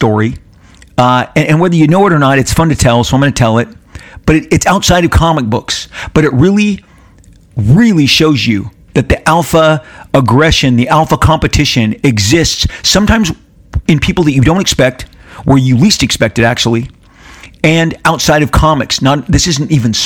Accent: Southern California, United States; I'm born and raised in Southern California my entire life, 56 years spent here on the soil of Southern California.

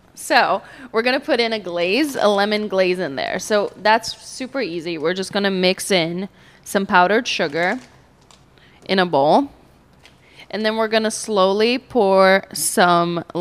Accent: Brazil; now in St. Petersburg, United States; I'm from Brazil, and it's a very meat-heavy Brazilian diet

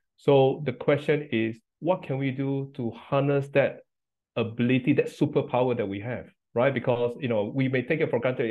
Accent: Singapore; moved away as an adult; now in United Kingdom; I grew up in Singapore

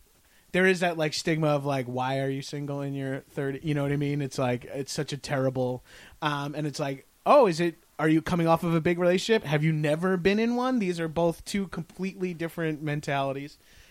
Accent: Long Island, New York, United States; I'm Italian from Long Island

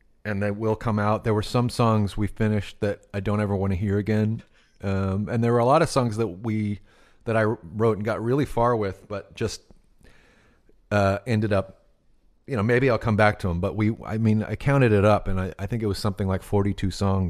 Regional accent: Temple, Texas, United States; growing up in Temple, Texas

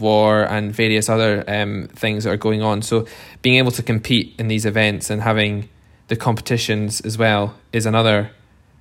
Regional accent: East Lothian, Scotland, United Kingdom; I'm originally from East Lothian, from a family farm in East Lothian, just outside Edinburgh.

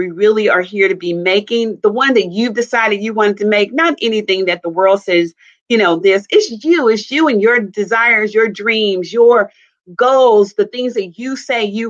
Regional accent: Kansas City, Missouri, United States; also born or lived in Chicago area, Illinois; now in Chicago, United States; I'm from the Kansas City, Missouri area, and I live in the Chicago area

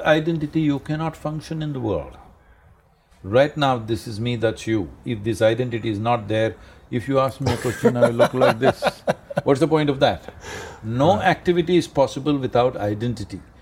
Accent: India; I'm Indian

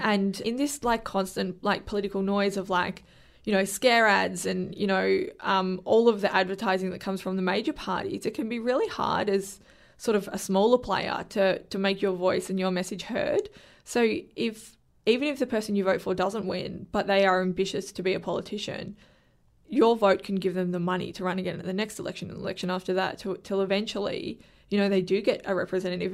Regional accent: Victoria, Australia; I'm from Victoria

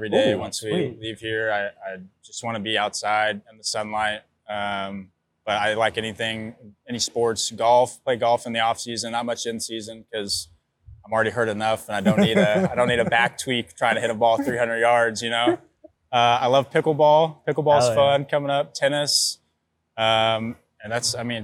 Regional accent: Texas, United States; now in New York, United States; I grew up in Texas

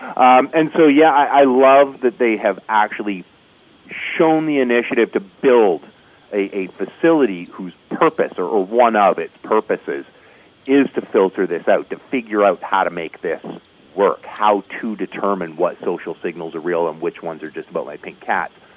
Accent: Canada; as a Canadian

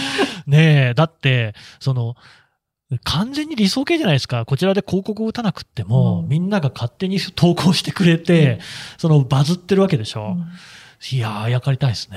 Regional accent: Nagoya, Aichi, Japan; 私、名古屋の生まれです

